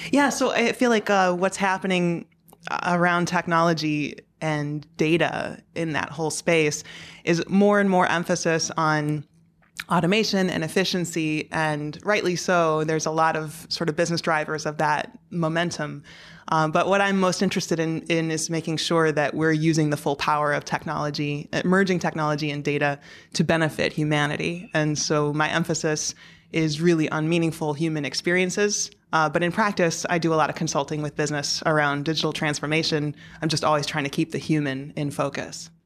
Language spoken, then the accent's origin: English; Chicago South suburbs, Illinois, United States; moved away as an adult; also born or lived in San Jose / Dusseldorf / Portland / Nashville; now in New York City, United States; the Chicago South suburbs